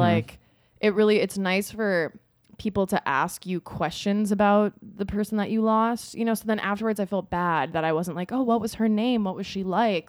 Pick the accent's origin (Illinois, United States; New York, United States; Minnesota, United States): Minnesota, United States; moved away; I was from Minnesota